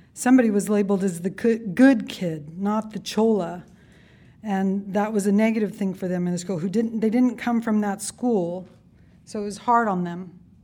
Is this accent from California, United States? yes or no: yes; Yuma Indian Reservation, southeastern California, United States; I was born on the Yuma Indian Reservation in southeastern California